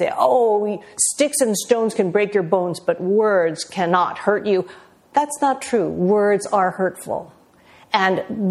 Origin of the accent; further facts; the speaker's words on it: United States; after living my entire life as an American